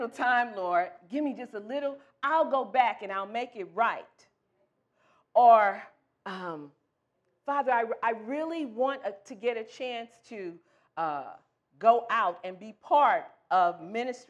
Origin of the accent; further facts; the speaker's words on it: St. Louis, Missouri, United States; moved away as an adult; I'm from the Midwest. I'm from St. Louis, Missouri. Originally, we've been in this area for about 14 years.